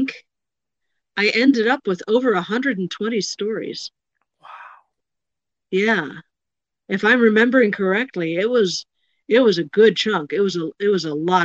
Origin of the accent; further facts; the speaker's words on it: Chicago, Illinois, United States; I grew up in the Chicago suburbs